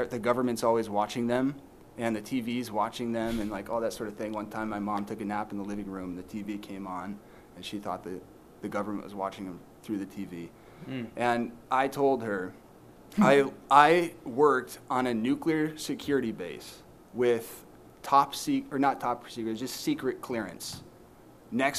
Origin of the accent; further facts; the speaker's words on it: Michigan, United States; moved away as an adult; also born or lived in San Diego / Washington State; I grew up in Michigan